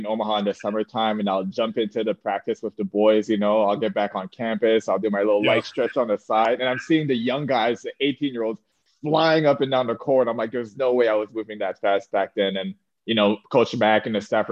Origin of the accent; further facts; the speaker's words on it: Canada; moved away; also born or lived in Nebraska; being a Canadian kid, being used to, like, the frozen tundra